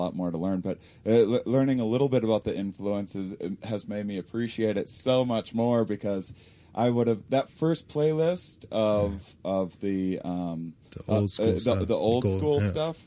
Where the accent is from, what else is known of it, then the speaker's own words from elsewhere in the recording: Wisconsin, United States; I'm from Wisconsin